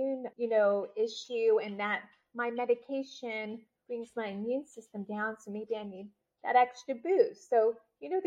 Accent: Tampa, Florida, United States; also born or lived in St. Petersburg, Florida; from Tampa. So yeah. I was born in the St. Petersburg area. And Tamara and I finished our high school years in the Tampa Bay area

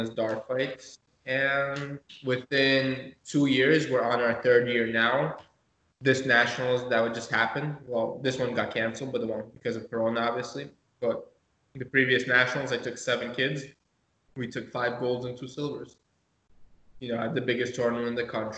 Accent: Moscow, Russia; now in United States; I was born in Moscow myself, but yeah, I have Lithuanian heritage.

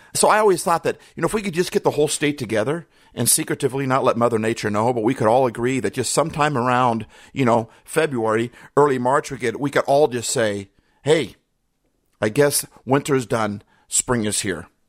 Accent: Midwest, United States; also born or lived in Minnesota / Iowa / Wisconsin; I grew up in the Midwest, Minnesota, Iowa, Wisconsin

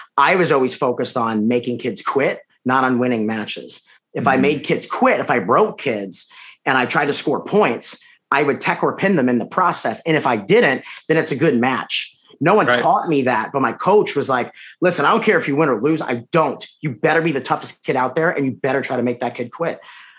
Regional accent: Long Island, New York, United States; Me? Long Island.

